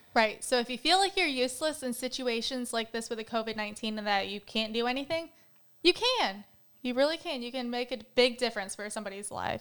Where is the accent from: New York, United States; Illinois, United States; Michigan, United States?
Michigan, United States; Battle Creek; moved away; I'm from Battle Creek, Michigan originally